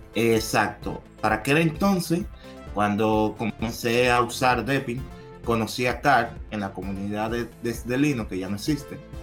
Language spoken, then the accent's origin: Spanish; Dominican Republic; soy de República Dominicana